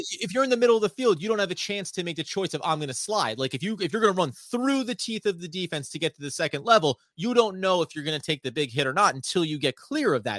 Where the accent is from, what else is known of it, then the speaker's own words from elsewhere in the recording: New Jersey, United States; I am from New Jersey